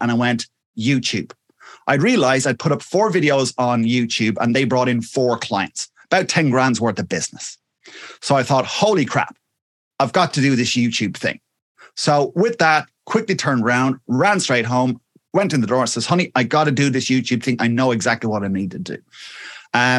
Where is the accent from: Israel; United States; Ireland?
Ireland; Wexford, Leinster; I'm from a little place called Wexford, which is in the sunny southeast of Ireland